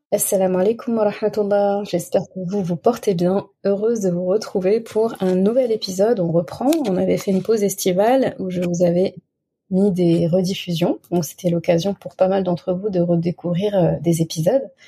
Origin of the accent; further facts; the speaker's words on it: Senegal; Chez nous, au Sénégal